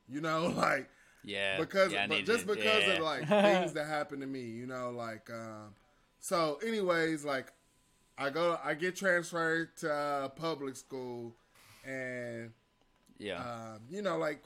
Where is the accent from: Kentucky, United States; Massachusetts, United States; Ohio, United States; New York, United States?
Ohio, United States; Cleveland; moved away as an adult; now in Arkansas, United States; I'm from Cleveland. Cleveland, Ohio